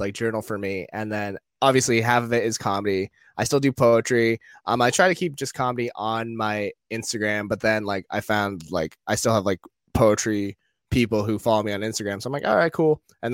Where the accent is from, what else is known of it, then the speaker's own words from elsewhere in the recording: Maine, United States; now in New York, United States; I'm from Maine